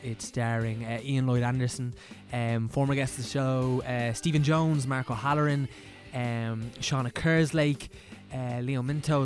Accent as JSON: {"language": "English", "area": "County Meath", "region": "Leinster", "country": "Ireland", "moved": "as an adult", "lives_now": "Dublin, Ireland", "said": "I'm from County Meath"}